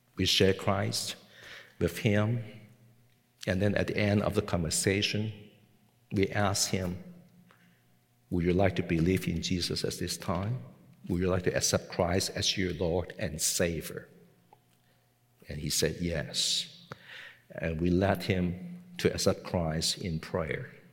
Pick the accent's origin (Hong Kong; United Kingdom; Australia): Hong Kong; English is a second language; moved away as an adult; also born or lived in Macau; I was born and I grew up in Hong Kong